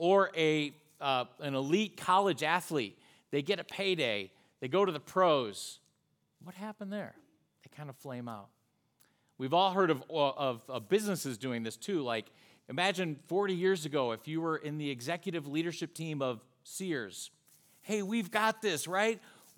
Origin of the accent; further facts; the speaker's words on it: Charlotte, North Carolina, United States; now in Fort Mill, United States; We're from the Charlotte, North Carolina area. We're actually in Fort Mill, South Carolina.